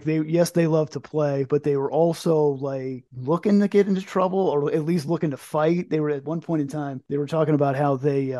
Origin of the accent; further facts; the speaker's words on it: Connecticut, United States; now in Florida, United States; growing up, they were just kind of like a one or two hit band, and that was it up in Connecticut.